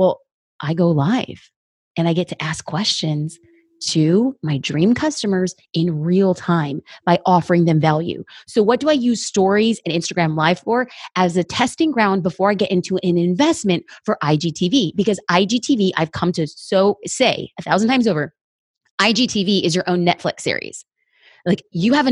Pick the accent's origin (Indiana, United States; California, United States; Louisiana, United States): California, United States; Los Angeles; I'm an LA girl.